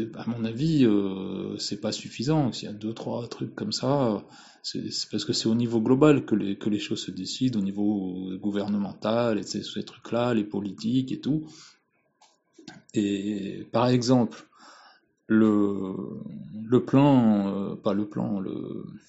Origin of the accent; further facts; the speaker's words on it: France; je suis français